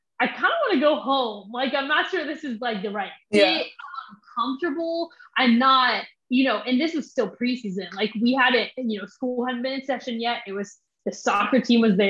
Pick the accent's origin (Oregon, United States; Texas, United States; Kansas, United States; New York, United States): Kansas, United States; Derby; moved away as an adult; also born or lived in Mississippi; I grew up in Derby, Kansas